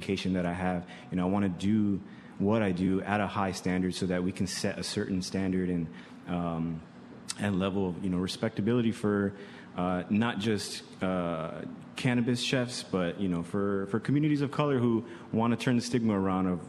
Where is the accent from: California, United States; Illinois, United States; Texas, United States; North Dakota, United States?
Illinois, United States; Chicago; I grew up on the South and the West Side